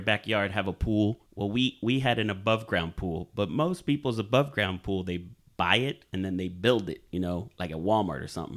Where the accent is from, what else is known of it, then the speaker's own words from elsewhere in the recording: Dominican Republic; moved away; Growing up in Dominican Republic